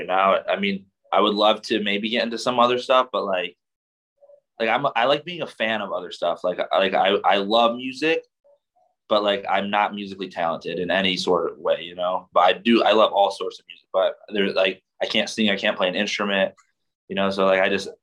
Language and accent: English; Michigan, United States; I'm from Michigan.